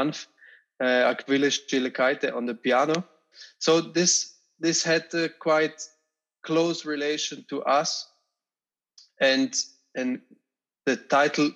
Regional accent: Switzerland; also born or lived in Zurich; I'm a percussionist and I'm from Switzerland

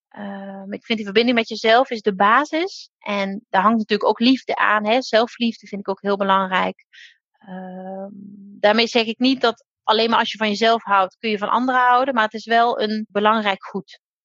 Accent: Limburg, Netherlands; now in Drenthe, Netherlands; Ik ben zelf een Limburgse, dus nou, ik kom wel echt ver van hier

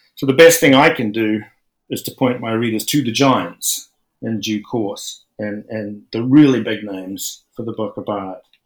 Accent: New Zealand; I'm a New Zealander, which is very, very secular. And I went to church schools and stuff

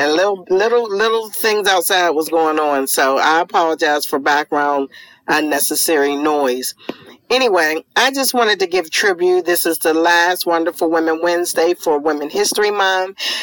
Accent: Pittsburgh, Pennsylvania, United States; moved away; back in my hometown of Pittsburgh, Pennsylvania

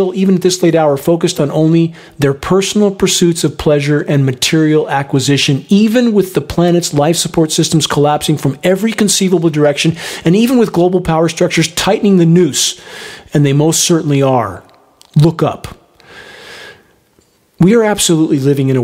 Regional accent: Upland, California, United States; moved away; I grew up in Southern California, in the small capital of the world, in Upland, California, and I couldn't wait to get out of it

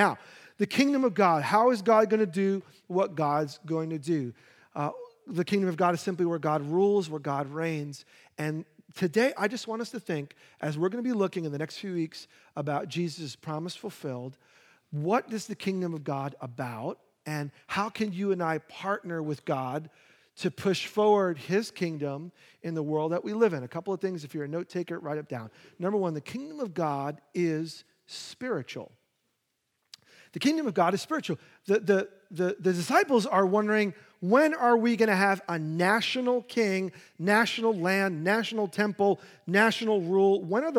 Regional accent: New York, United States; I, being a New Yorker and having no handy skills, I wanted grass. You know, like, I grew up, we had a little plot of grass, so I want a little plot of grass.

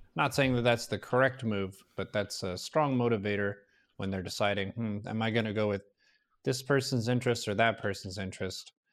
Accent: United States; moved away; I didn't really self-identify as an American as a defining aspect in my youth

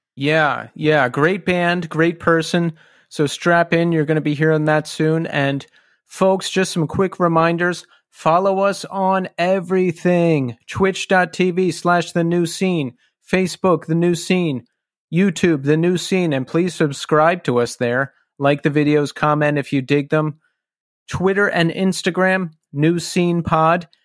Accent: Philadelphia, Pennsylvania, United States; now in Brooklyn, United States; I was born outside of Philly and then raised in Philly and then moved to New York.

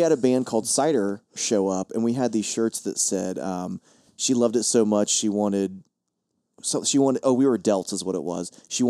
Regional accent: Chillicothe, Ohio, United States; moved away as an adult; now in Columbus, United States; the OG Krispy Kreme is in my hometown of Chillicothe.

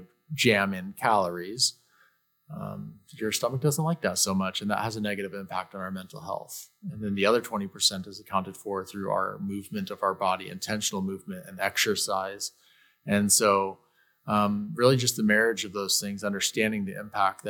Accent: Mesa, Arizona, United States; I was born and raised in Mesa, Arizona

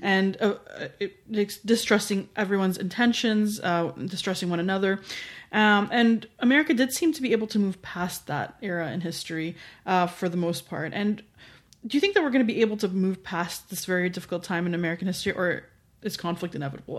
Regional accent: Canada; as a Canadian looking

